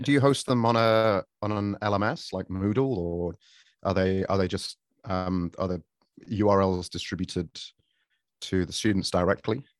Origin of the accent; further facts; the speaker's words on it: Sheffield, Yorkshire and the Humber, United Kingdom; now in Japan; I, myself, I'm from Sheffield.